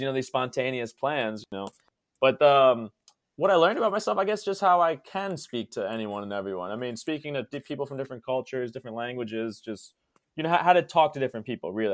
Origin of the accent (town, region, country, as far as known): Maryland, United States; moved away as an adult; also born or lived in Spain; now in South Korea